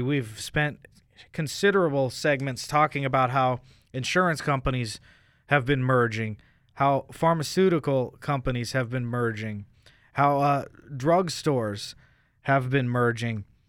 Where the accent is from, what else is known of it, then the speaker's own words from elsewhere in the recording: United States; as an American